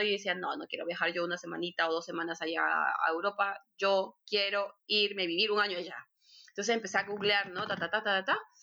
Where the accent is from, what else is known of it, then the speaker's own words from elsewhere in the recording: Lima, Peru; moved away as an adult; now in Hamburg, Germany; Yo soy de Perú, de Lima, nací en Lima